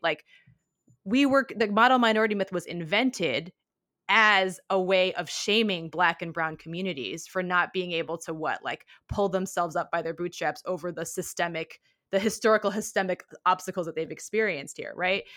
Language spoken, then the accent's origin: English; Kalamazoo, Michigan, United States; I grew up, I was born in Kalamazoo, Michigan